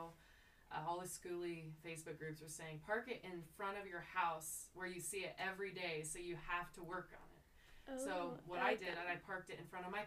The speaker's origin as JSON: {"language": "English", "town": "Potwin", "region": "Kansas", "country": "United States", "tie": "born or raised there", "said": "I grew up in Potwin"}